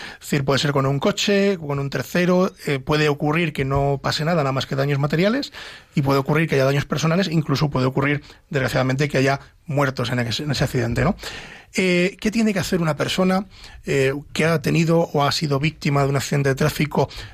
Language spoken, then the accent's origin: Spanish; Ávila, Castile and León, Spain; Yo que soy de Ávila